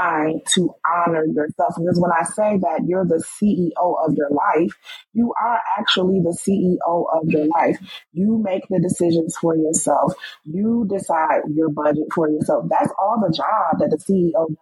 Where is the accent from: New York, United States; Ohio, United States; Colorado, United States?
New York, United States; moved away as an adult; also born or lived in Washington, D.C.; now in Maryland, United States; we're from New York. You don't live in New York anymore. I don't live in New York anymore. I live in Maryland